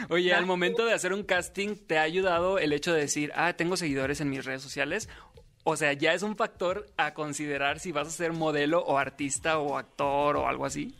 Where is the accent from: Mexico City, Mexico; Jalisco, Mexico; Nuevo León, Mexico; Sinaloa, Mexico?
Sinaloa, Mexico; yo soy de Sinaloa